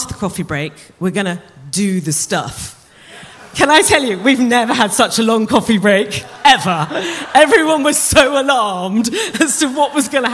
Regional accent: United Kingdom; we are really British

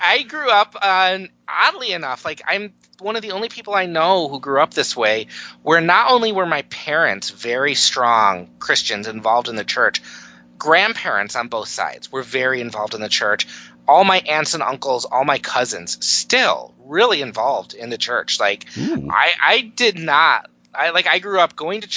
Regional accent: Detroit, Michigan, United States; I am from the Detroit area, the very cold Detroit area this morning.

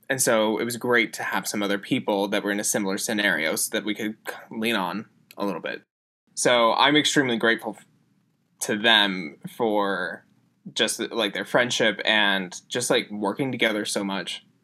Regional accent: Utah, United States; Emily's from Connecticut, Steven's from Florida, I'm from Utah, and so all of us coming from basically the same distance away

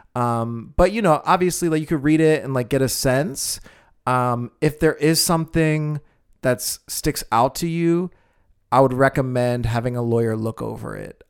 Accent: United States; I'm very American.

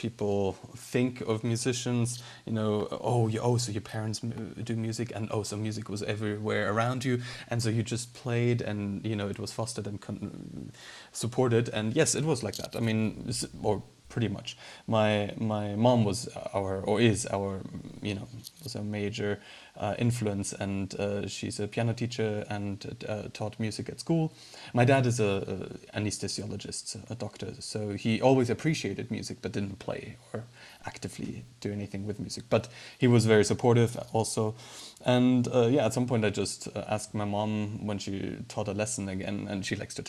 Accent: Rosenheim, Bavaria, Germany; also born or lived in San Francisco, United States; now in Munich, Germany; I'm from Rosenheim.

